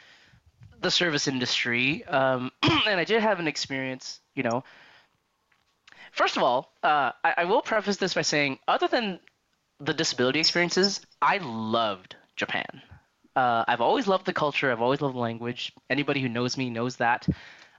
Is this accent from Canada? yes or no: yes; Canada; growing up in Canada, I'd never experienced like things like that before.